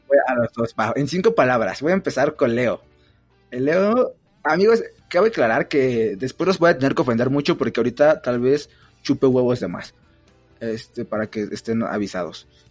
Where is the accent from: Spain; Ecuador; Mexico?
Mexico; State of Mexico; yo también soy del Estado de México